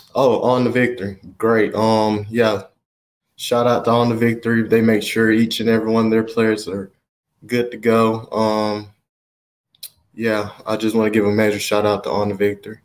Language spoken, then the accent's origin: English; Alabama, United States; moved away; also born or lived in Oregon; I'm from Alabama